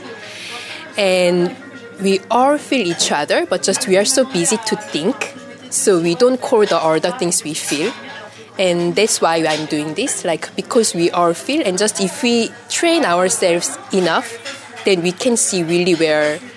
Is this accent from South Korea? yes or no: yes; South Korea; English is a second language; now in Paris, France; I'm from South Korea and I live in Paris